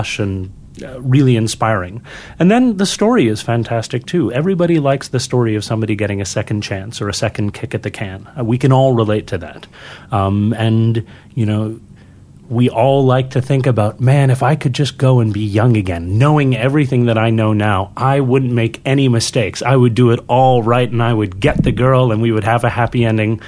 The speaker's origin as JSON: {"language": "English", "town": "Montreal", "region": "Quebec", "country": "Canada", "tie": "born or raised there", "said": "I was born in Montreal, and so it is French-Canadian, it is Québécois"}